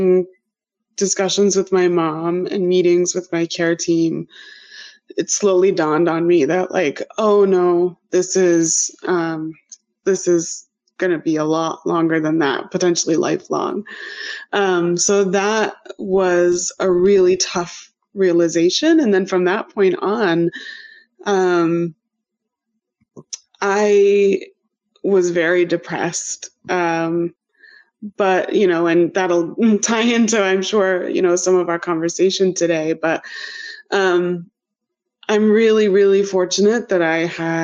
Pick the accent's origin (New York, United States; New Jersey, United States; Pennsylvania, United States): New York, United States; Adirondacks, upstate; moved away as an adult; also born or lived in Philadelphia; now in Cambridge, United States; I'm originally from the Adirondacks, way up in upstate New York